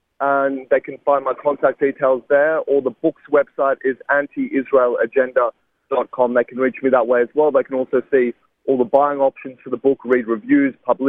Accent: Sydney, New South Wales, Australia; I took him to deliver a guest lecture at a university in my hometown of Sydney

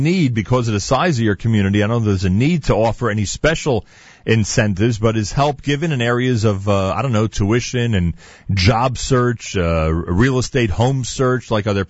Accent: New York, United States; Always have to stress that to us New Yorkers.

